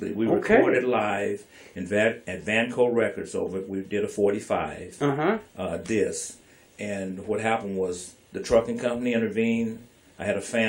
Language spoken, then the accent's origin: English; Bonita, Louisiana, United States; also born or lived in Bastrop, Louisiana; now in Portland, United States; that's where I was born in Bonita, but that was the rural part of the area, a country part